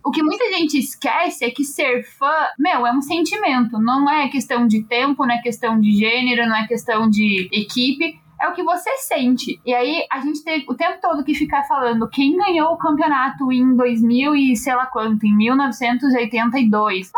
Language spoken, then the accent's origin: Portuguese; Brazil; sendo brasileiro